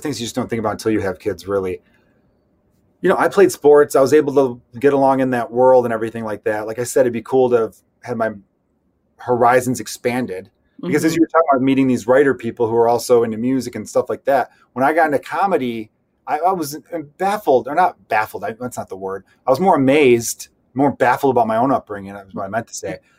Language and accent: English; Chicago, Illinois, United States; we both grew up on the Northwest Side